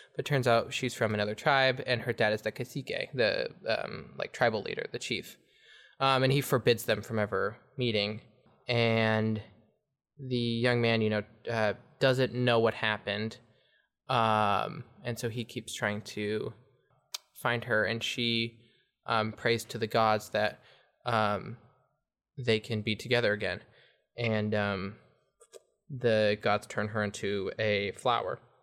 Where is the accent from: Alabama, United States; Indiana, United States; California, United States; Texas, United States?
California, United States; Ferndale; also born or lived in Fortuna, California; I was born in Northern California, in Fortuna. Um, lived in Ferndale for nine years